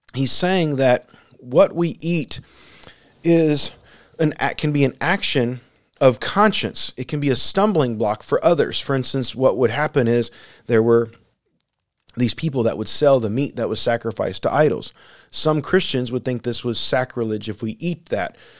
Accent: United States; I'm speaking here primarily as an American and someone who lives in a land their flu, food is, for the most part, plentiful

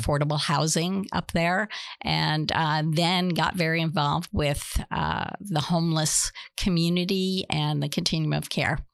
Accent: New Jersey, United States; moved away as an adult; also born or lived in Boston, Massachusetts / Florida; now in Pasco, United States; born and raised in Nus-, New Jersey

